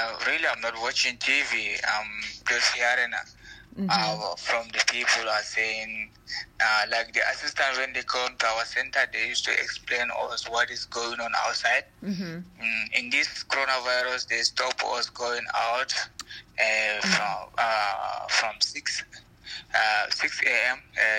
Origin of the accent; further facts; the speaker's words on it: Gambia; English is a second language; also born or lived in Italy; now in Sint-Truiden, Belgium; I'm from Gambia. I'm the type of Fulani. I was been in Italy for 2 years back, but now, since last year, I'm in Belgium. I live in one small city called Sint-Truiden.